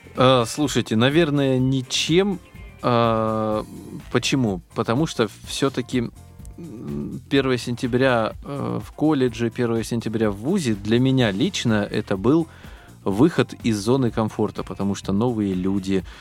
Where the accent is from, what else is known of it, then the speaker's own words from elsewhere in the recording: Biysk, Altai Krai, Russia; moved away as an adult; now in Moscow, Russia; я приехал из Алтайского края в Москву, это вообще, если как бы Бийск, хотя бы там, ну, какие-то знакомые были, да, после школы, с которыми я общался э, в Бийске